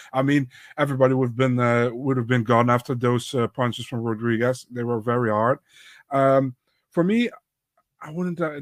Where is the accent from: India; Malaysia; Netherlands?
Netherlands; I'm from the Netherlands